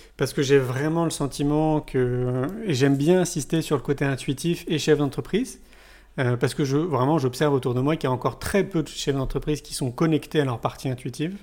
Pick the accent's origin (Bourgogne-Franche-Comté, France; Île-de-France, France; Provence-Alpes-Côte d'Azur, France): Île-de-France, France; Paris; moved away as an adult; now in Montpellier, France; moi je viens de Paris. J'y suis resté 34 ans